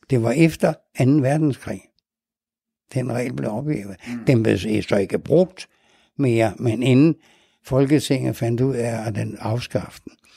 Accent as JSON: {"language": "Danish", "town": "Nærum", "region": "Capital Region of Denmark", "country": "Denmark", "tie": "born or raised there", "said": "Jeg så op ude i Nærum, nord for København. For der var, ja, øh, vi flyttede ud. Min far havde bygget sig et lille hus derude. Så der skulle vi bo."}